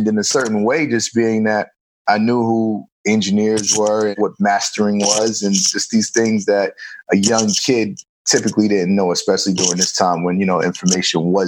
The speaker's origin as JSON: {"language": "English", "town": "New York City", "region": "New York", "country": "United States", "tie": "born or raised there", "said": "I grew up in New York, growing up throughout the 80s and 90s, you know, in New York City"}